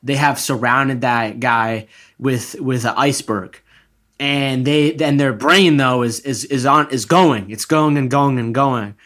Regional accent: Egypt; I'm from Egypt.

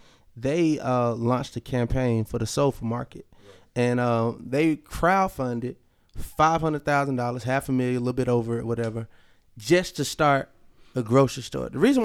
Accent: Georgia, United States; I'm a true Georgia boy

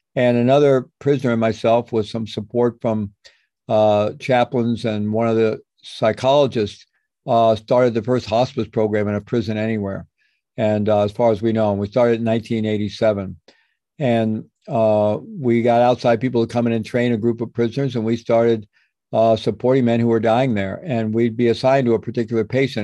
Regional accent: Midwest, United States; I grew up in the Midwest in a good Roman Catholic family

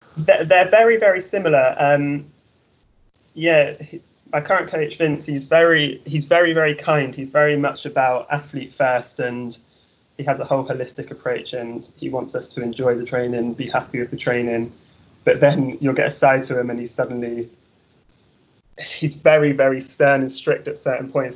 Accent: Trowbridge, South West England, United Kingdom; moved away as an adult; now in Texas, United States; I'm actually from Trowbridge

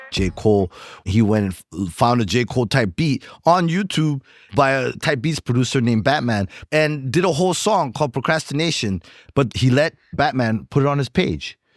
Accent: Zimbabwe; moved away; also born or lived in Rwanda / Bulawayo, Zimbabwe; I'm from Rwanda, but I grew up in Zimbabwe

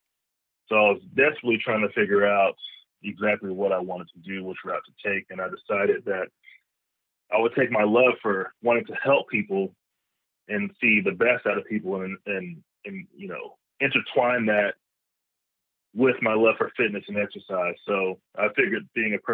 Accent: Arlington, Texas, United States; I am originally from Arlington, Texas. I was raised there.

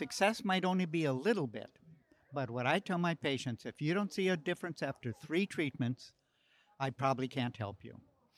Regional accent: Paradise, California, United States; I'm from Paradise, California.

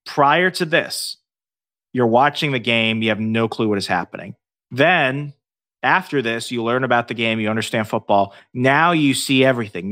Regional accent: Northern Virginia, United States; moved away as an adult; also born or lived in Alabama; I grew up in Northern Virginia for, uh, over ten, uh, m, more than ten years, two thousand eight to two thousand twenty-one until I moved

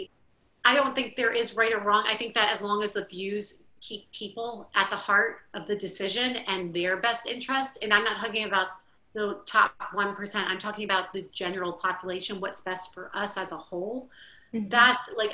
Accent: Miami, Florida, United States; moved away as an adult; now in New Orleans, United States; I grew up in Miami, Florida

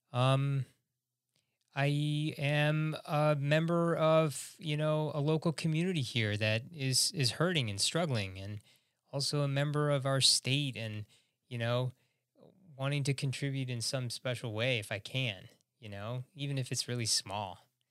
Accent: Chicago, Illinois, United States; I'm from Chicago, Illinois

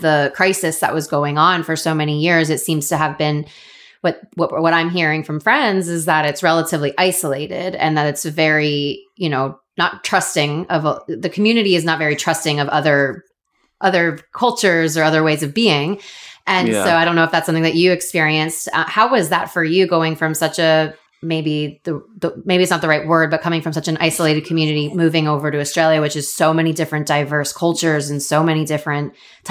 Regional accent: Florida, United States; moved away as an adult; also born or lived in Sydney; I'm from Florida and it's also beautiful weather, but it rains a lot.

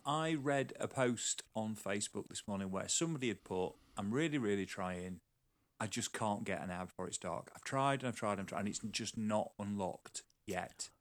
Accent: Sheffield, Yorkshire and the Humber, United Kingdom; moved away; also born or lived in Newcastle; I grew up around Sheffield

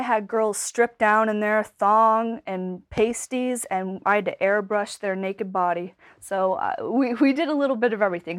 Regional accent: Cape Breton, Nova Scotia, Canada; moved away as an adult; also born or lived in Vancouver; I'm from Cape Breton

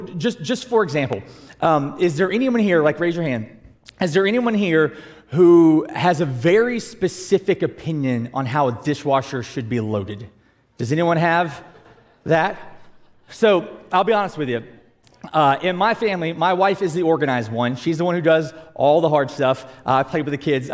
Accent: South Georgia, United States; I'm from South Georgia where it's just hot all the time

